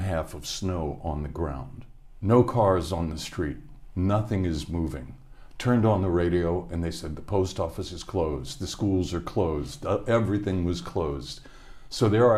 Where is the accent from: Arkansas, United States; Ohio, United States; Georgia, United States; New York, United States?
Ohio, United States; Hamilton; moved away as an adult; I was born in Hamilton, Ohio.